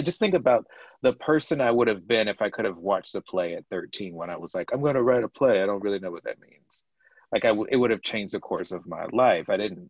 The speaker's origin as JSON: {"language": "English", "region": "the South", "country": "United States", "said": "So I'm from the South, Morgan is from the Bay Area."}